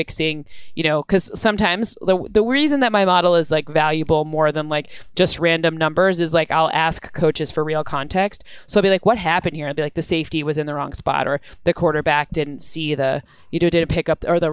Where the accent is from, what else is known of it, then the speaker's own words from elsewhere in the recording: Michigan, United States; I'm from Michigan